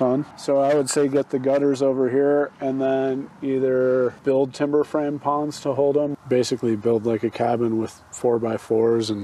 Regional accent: Colorado, United States; moved away; also born or lived in Indiana / Kentucky / Montana; I grew up in Colorado

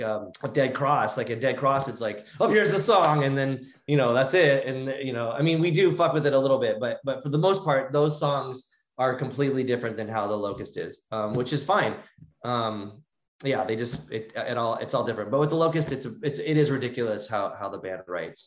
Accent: Southern California, United States; we grew up in Southern California

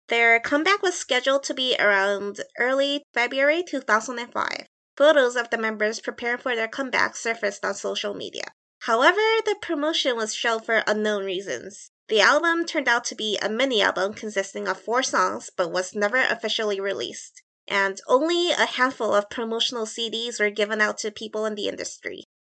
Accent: Chicago, Illinois, United States; accent: Midwest; moved away; I grew up in Chicago for a while, so my accent is very, like, much Midwest influenced

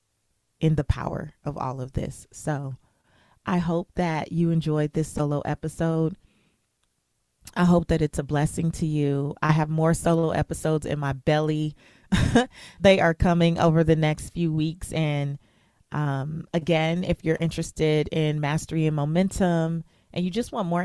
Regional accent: United States; I was born in America

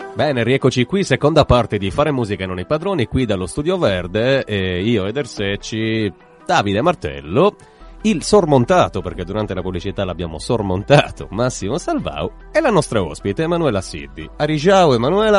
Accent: Ruinas, Sardinia, Italy; now in Cagliari, Italy; Ruinas è il mio paese e Cagliari è la mia città

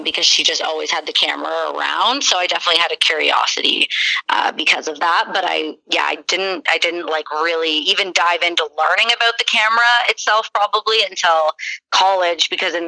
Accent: Mansfield, Ontario, Canada; also born or lived in Newmarket, Ontario / Barrie, Ontario; I was born in Newmarket, raised in Barrie for a few years until about grade two. And then I moved to Mansfield, it's called. It's very small, kind of little town next to a ski hill in the country, in Ontario as well. But then I stayed there all through high school

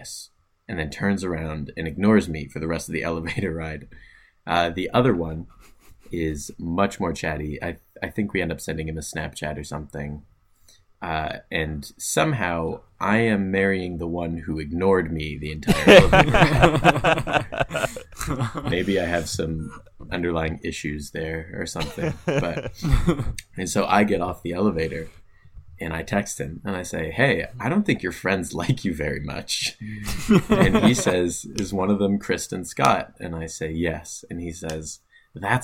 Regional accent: Ottawa, Ontario, Canada; it's in Ottawa. It's in my hometown

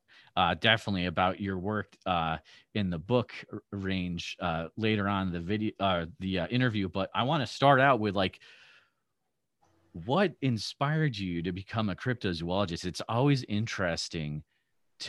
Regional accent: United States; as an American

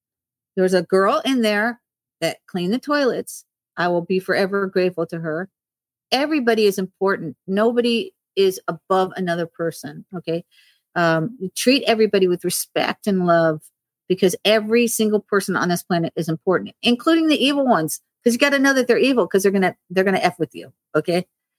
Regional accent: Hollywood, Florida, United States; born August 11th, 1958. I was born in Hollywood Memorial Hospital in Hollywood, Florida. I lived in Ives Estates of 95 in Florida. And I went to Mady Ives Elementary.

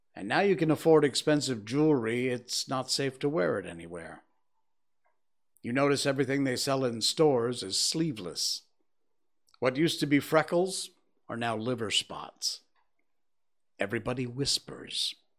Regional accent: Connecticut, United States; my home state, Hartford, Connecticut

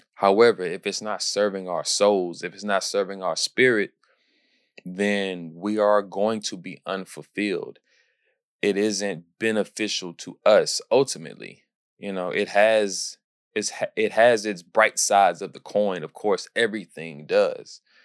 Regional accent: Houston, Texas, United States; my hometown, Houston

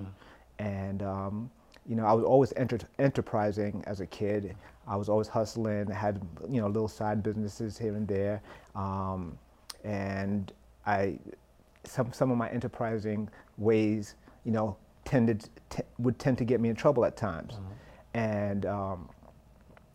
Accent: New York City, New York, United States; I'm from Flatbush, Brooklyn, right? And my parents. Mother worked at a hotel. Dad worked as a taxi driver

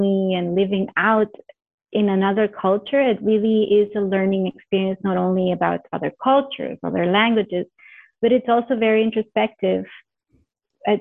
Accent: Honduras; also born or lived in Canada; now in Mozambique; I come originally from Honduras

